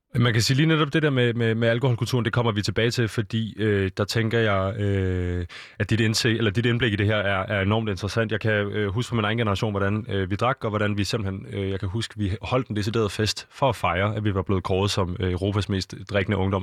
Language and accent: Danish; Denmark; vi er danskere